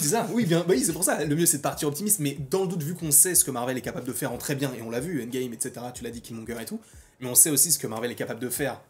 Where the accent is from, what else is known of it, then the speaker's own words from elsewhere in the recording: France; en tant que Français, en fait, on a grandi aussi en partie avec la voix de Donald Renew